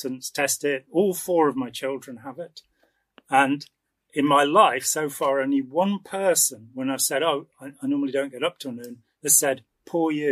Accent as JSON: {"language": "English", "area": "the Midlands", "region": "England", "country": "United Kingdom", "said": "not in the least bit northern. I'm a Midlander"}